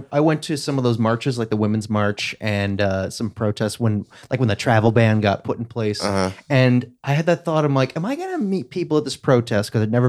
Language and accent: English; United States; That is my opinion as an American. As an entitled American.